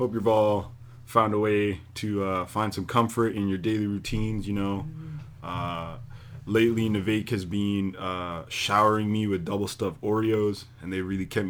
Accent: Pickering, Ontario, Canada; I'm from Pickering

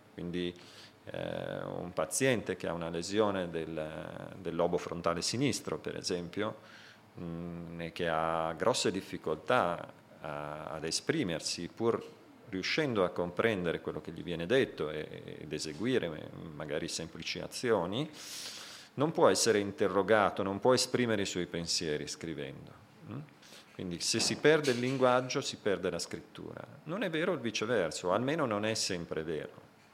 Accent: Italy; vengo dall'Italia

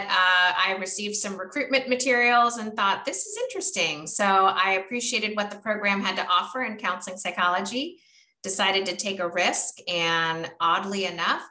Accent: Florida, United States; moved away as an adult; also born or lived in Oregon; I was born and raised in Florida

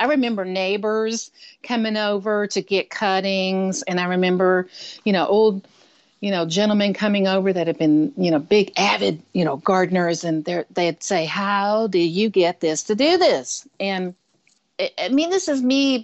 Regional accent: south of Houston, South Texas, United States; also born or lived in Michigan; now in Santa Cruz, United States; I was born and raised in South Texas, south of Houston, right on the coast there, a little north of Galveston.

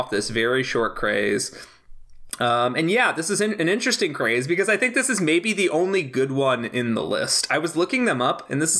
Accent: Naperville, Illinois, United States; my hometown of Naperville, Illinois

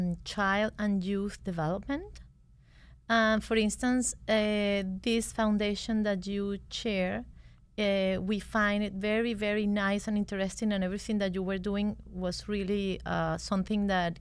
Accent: Venezuela; English is a second language; moved away as an adult; We are originally from Venezuela. We are lawyers. We graduated in Venezuela, and then we went to Harvard Law School.

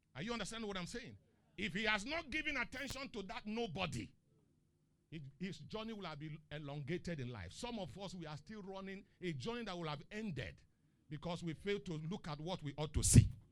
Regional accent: eastern Nigeria, Nigeria; now in Lagos, Nigeria; I'm from the eastern part.

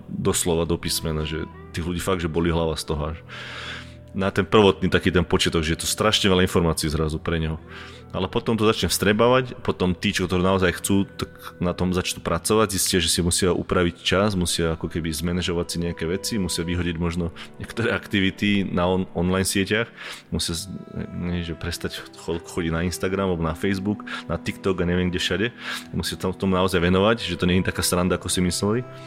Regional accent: Slovakia; moved away as an adult; also born or lived in England / Prague / Canada; ja som odchádzal ešte, keď, bolo, keď bola ešte slovenská koruna

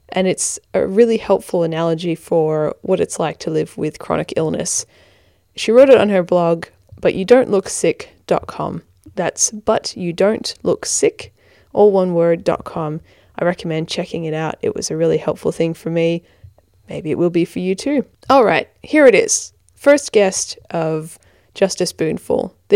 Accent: Australia; accent: hybrid American Australian; I am American Australian. So I'm an Australian who has American parents, uh, child of migrants, and that's why I've got this funny hybrid accent.

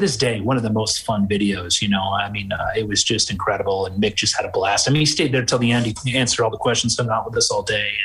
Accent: Western Michigan, United States; I'm from Western Michigan too, so I'm 3 hours away from Detroit

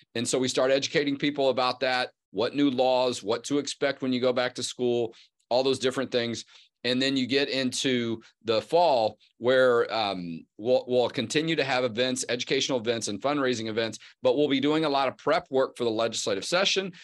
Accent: Houston, Texas, United States; born and raised in Houston, Texas

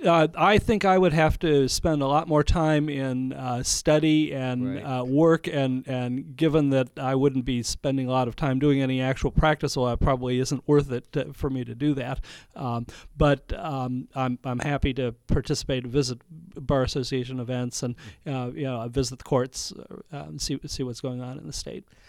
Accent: Ohio, United States; moved away as an adult; also born or lived in Montgomery, Alabama / Michigan / Palm Beach, Florida; now in Napa, United States; I grew up in Ohio

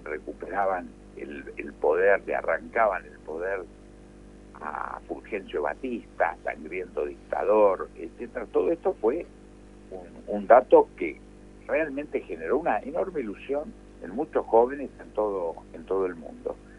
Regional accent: Argentina

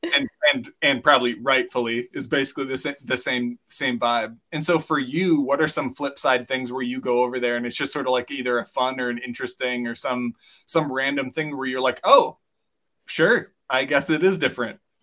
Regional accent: near Bemidji, Minnesota, United States; moved away; we grew up near Bemidji

